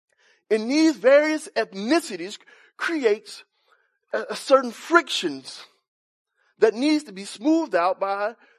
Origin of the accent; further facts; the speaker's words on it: Cedar Park, Texas, United States; So I was trying to live up to the reputation that I'm from Cedar Park.